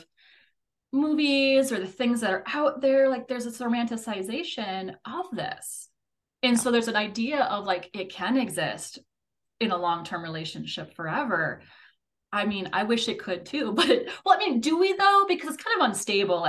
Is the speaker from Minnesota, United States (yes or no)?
yes; Minnesota, United States; I'm a Minnesotan